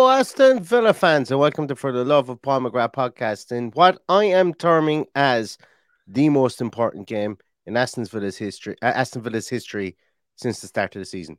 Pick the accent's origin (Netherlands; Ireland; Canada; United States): Ireland; Limerick, Munster; I was from Limerick